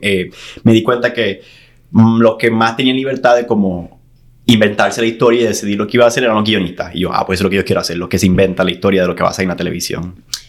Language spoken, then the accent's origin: Spanish; San Juan, Puerto Rico; moved away as an adult; now in Los Angeles, United States; yo soy de San Juan, de la capital